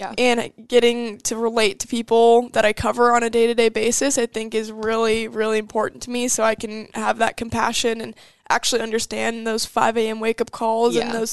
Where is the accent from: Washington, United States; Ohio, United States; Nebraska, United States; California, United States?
Nebraska, United States; Omaha; I grew up in Omaha, Nebraska